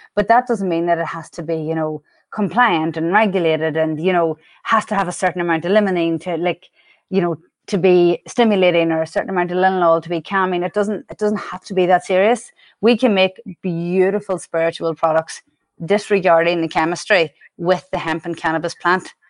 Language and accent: English; Ireland; accent: Irish; moved away; I'm Irish, and the accent has never—it's mellowed over the years, but it's never going anywhere